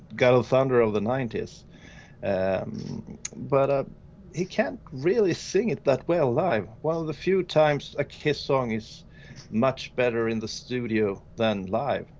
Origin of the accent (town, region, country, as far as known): Sweden; English is a second language